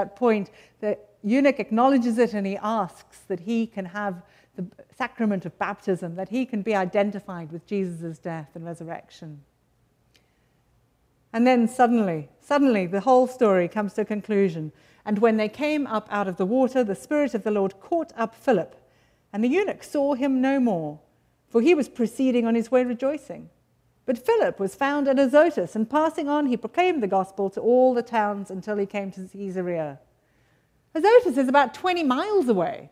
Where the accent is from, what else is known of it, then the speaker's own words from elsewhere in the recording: United Kingdom; now in United States; Sometimes I feel a bit strange being British amongst a lot of Americans